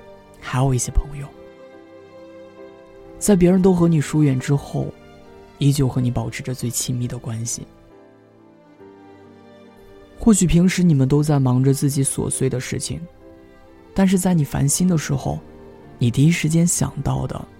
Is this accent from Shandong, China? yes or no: yes; Shandong, China; now in Xiamen, China; 我也是一个人从山东来到了厦门。我本以为南方会充满了温暖，但是不曾想到，厦门也有冬天。